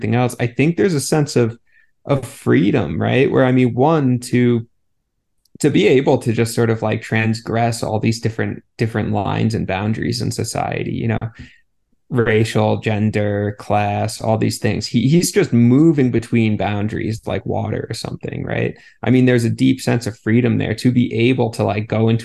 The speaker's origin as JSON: {"language": "English", "country": "United States", "said": "I'm an American"}